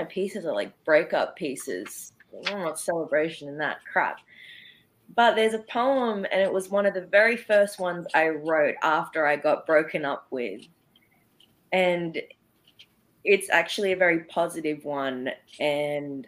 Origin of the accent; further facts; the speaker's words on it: Sydney, New South Wales, Australia; I'm from Sydney, Australia